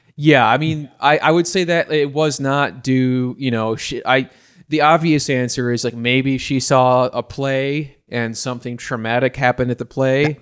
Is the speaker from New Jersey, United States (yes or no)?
no; Batavia, Illinois, United States; my hometown of, uh, Batavia, Illinois